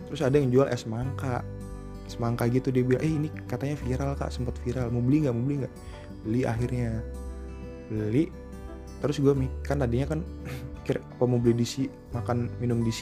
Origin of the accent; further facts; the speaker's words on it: Surabaya, East Java, Indonesia; karena gue juga asli Surabaya ternyata nyokapnya sama keluarganya dia sering main ke Surabaya